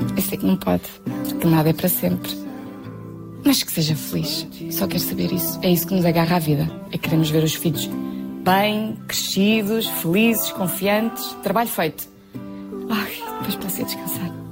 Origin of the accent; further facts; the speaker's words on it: Viana do Castelo, Norte, Portugal; moved away; Tenho mesmo saudades de Viana minha terra